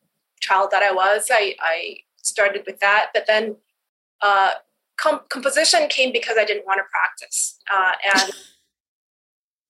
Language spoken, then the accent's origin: English; Edmonton, Alberta, Canada; I grew up in Edmonton where there's nothing to do during the wintertime